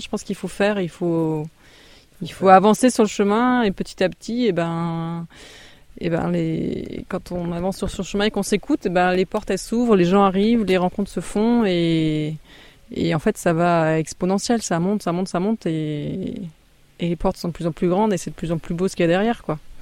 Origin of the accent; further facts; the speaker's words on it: Alsace, Grand Est, France; also born or lived in Marne; now in Ardèche, France; je suis d'origine alsacienne